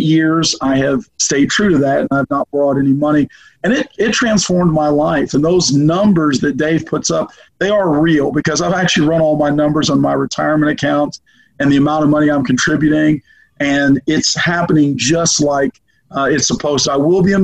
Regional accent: Arizona, United States; now in Memphis, United States; I'm from Arizona originally

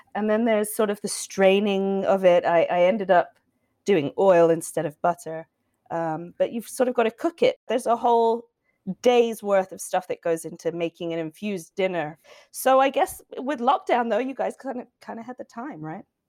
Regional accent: England, United Kingdom; now in United States; an English person

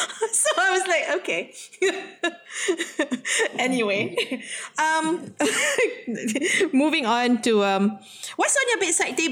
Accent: Malaysia; as a Malaysian writer, it's very hard not to be influenced by Western, especially if you're English-speaking, English writer, right?

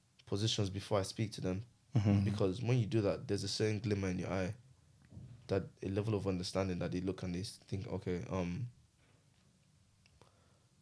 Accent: Nigeria; I'm Nigerian

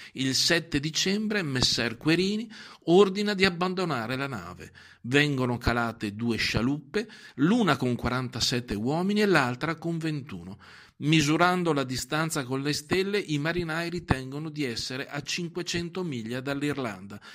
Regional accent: Vicenza, Veneto, Italy; noi a Vicenza

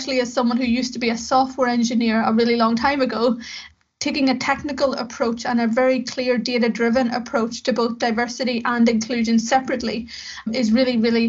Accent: Belfast, Northern Ireland, United Kingdom; went to work in a local software house in Belfast in the north of Ireland, where I'm from. As you can maybe tell by my accent

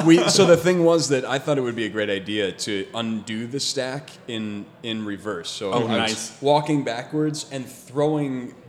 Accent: Naperville, Illinois, United States; moved away as an adult; now in California, United States; born and raised in Naperville, Illinois, which is a south suburb of Chicago.

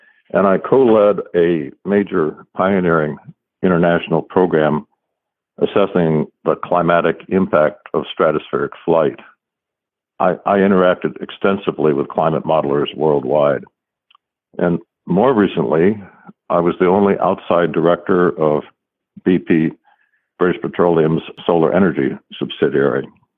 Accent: Paducah, Kentucky, United States; born there; I was born in Paducah, Kentucky

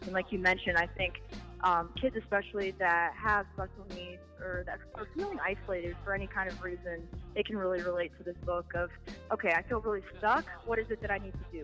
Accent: Canton, Ohio, United States; I'm from Canton, Ohio

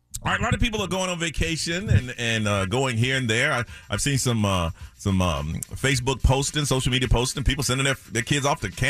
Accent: Charlotte, North Carolina, United States; moved away; we're from Charlotte

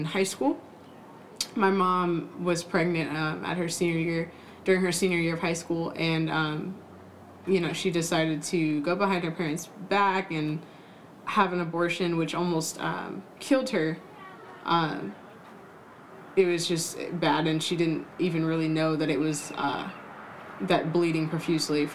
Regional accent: Southern California, United States; I grew up in Southern California

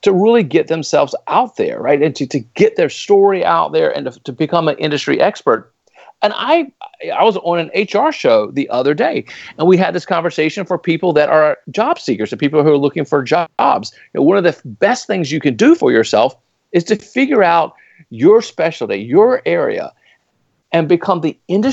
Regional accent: Raleigh, North Carolina, United States; the city of Raleigh, which happens to be my hometown, Raleigh, North Carolina

